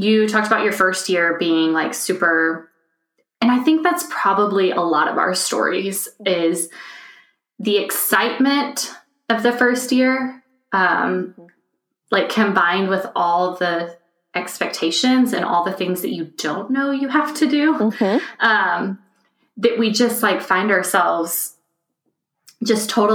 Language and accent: English; Texas, United States; moved away as an adult; now in Germany; I'm originally from Texas